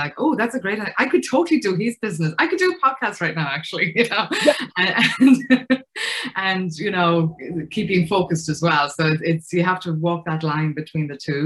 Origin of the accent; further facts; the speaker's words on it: Ireland; accent: Irish; moved away as an adult; now in United States; You can probably hear from my accent, I'm Irish. I moved to the States right after college.